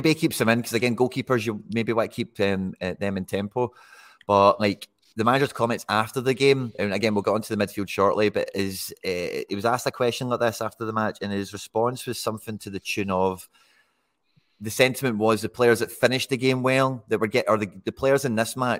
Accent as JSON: {"language": "English", "town": "Dumbarton", "region": "Scotland", "country": "United Kingdom", "said": "with the greatest of respect to Greenock, and I'm from Dumbarton, so I don't really give Greenock too much respect to the best of times."}